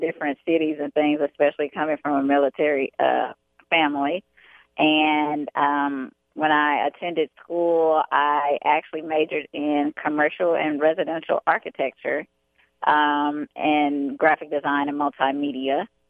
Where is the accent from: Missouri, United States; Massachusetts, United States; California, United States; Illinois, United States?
Illinois, United States; Chicago; also born or lived in Atlantic City, New Jersey / Bronx, New York; I was born in Atlantic City, New Jersey, uh, but I was raised in Chicago, Illinois